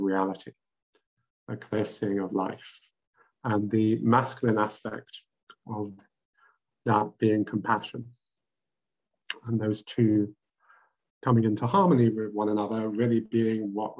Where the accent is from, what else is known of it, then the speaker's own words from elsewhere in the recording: London, United Kingdom; I grew up in London, where the school that I went to taught Sanskrit, philosophy